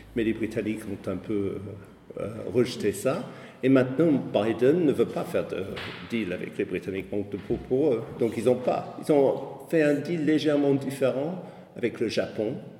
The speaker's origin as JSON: {"language": "French", "country": "United Kingdom", "tie": "born or raised there", "also_born_or_lived": "Berlin, Germany / Paris, France", "second_language": "French", "moved": "as an adult", "lives_now": "France", "said": "Je ne me reconnais plus du tout dans le, pays où, je suis né. Euh, la dernière fois où j'étais très fier d'être britannique"}